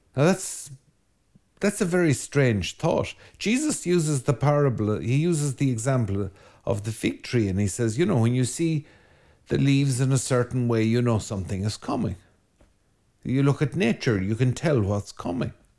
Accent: Ireland; Ireland being a land of wind, uh, we're a very windy island

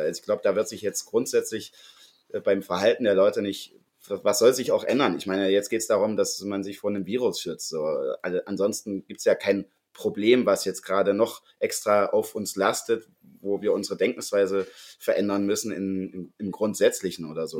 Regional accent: Sangerhausen, Saxony-Anhalt, Germany; moved away as an adult; now in Leipzig, Germany; in Sangerhausen, wo ich ja herkomme

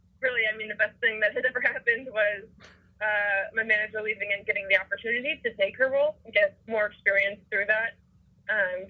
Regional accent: Northbrook, Illinois, United States; moved away as an adult; also born or lived in Miami, Ohio; now in California, United States; I grew up in Northbrook, northern suburb of Chicago

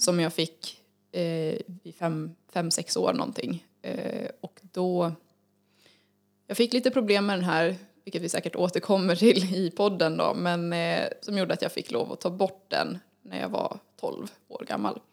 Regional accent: Falun, Dalarna County, Sweden; född och uppvuxen i Falun. Bor även i Falun just nu.

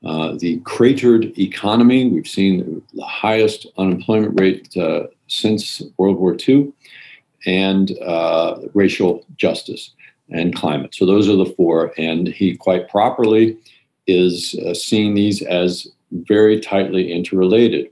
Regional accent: outside of Baltimore, Maryland, United States; also born or lived in New Jersey / Europe; now in San Francisco, United States; I grew up outside of Baltimore on a farm.

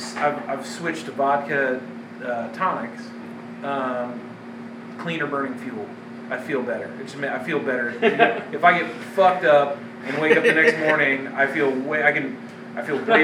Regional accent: Kansas City, Missouri, United States; You know, I grew up in Kansas City.

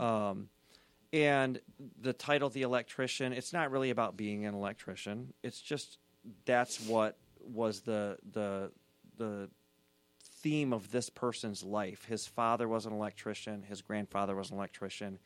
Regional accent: Southeast Michigan, United States; I grew up in Southeast Michigan, Mormon, Scottish.

